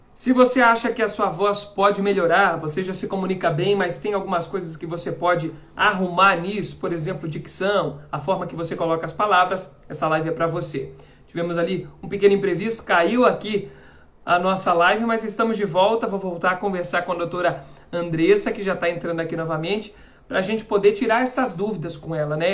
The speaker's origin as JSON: {"language": "Portuguese", "town": "Florianópolis", "region": "Santa Catarina", "country": "Brazil", "tie": "born or raised there", "also_born_or_lived": "São João Batista, Brazil", "accent": "manezinho", "said": "eu sou natural de São João Batista, que fica perto de Nova Trento, aqui em Santa Catarina"}